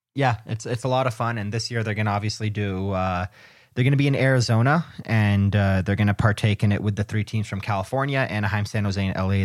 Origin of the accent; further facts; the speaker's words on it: Canada; also born or lived in the Midwest; I'm from the Midwest and I'm Canadian